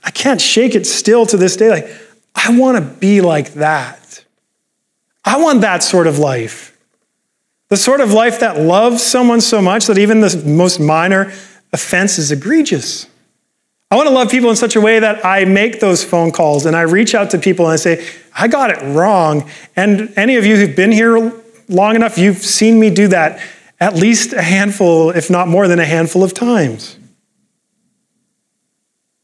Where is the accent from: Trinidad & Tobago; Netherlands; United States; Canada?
Canada; I'm Canadian